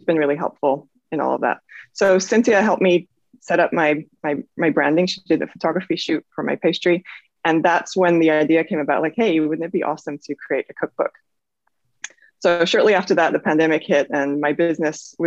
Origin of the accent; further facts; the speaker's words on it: Netherlands; moved away as an adult; also born or lived in Norway / Sweden; now in California, United States; I'm originally from the Netherlands. Well, I'm half British, half Dutch, but I've spent most of my life in the Netherlands. I was also born in Norway and lived in Sweden for a little while